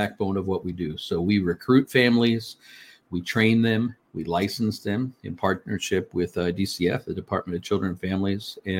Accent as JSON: {"language": "English", "town": "Fort Lauderdale", "region": "Florida", "country": "United States", "tie": "born or raised there", "said": "I'm a native Floridian. I was born in the Fort Lauderdale area."}